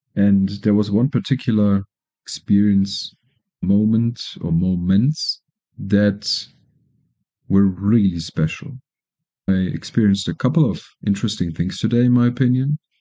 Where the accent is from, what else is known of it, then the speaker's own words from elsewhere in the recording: Germany; moved away as an adult; now in Colombia; I'm from Germany, living in Colombia now, permanently for now